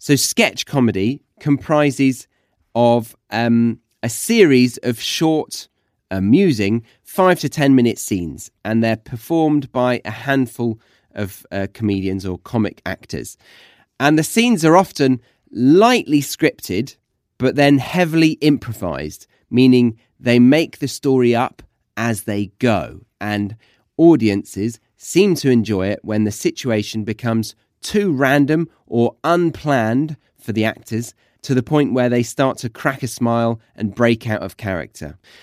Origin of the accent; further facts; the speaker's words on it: United Kingdom; moved away as an adult; now in Australia; I am British, but currently I live in Australia.